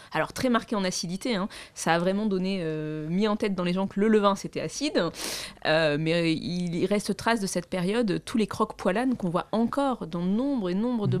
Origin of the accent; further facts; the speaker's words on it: Marseille, Provence-Alpes-Côte d'Azur, France; je suis marseillaise, alors je prononce les S